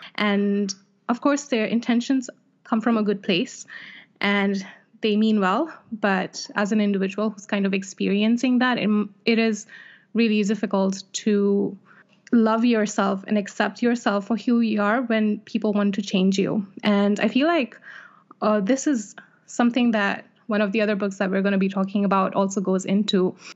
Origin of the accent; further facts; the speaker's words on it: Jeddah, Makkah Province, Saudi Arabia; Jeddah, which is my hometown